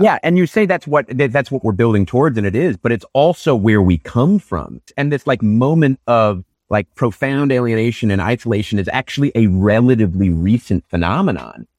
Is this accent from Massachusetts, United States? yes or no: yes; Newton, Massachusetts, United States; I grew up outside Boston, a suburb called Newton